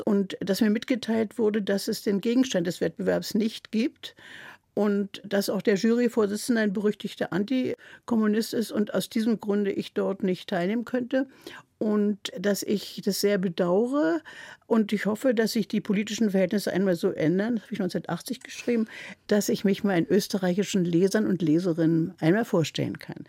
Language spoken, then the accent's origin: German; Berlin, Germany; first language German; now in Mecklenburg, Germany; du darfst kein J für ein G als Berlinerin machen